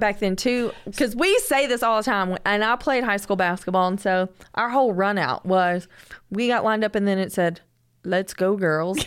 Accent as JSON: {"language": "English", "region": "the South", "country": "United States", "said": "I'm from the South"}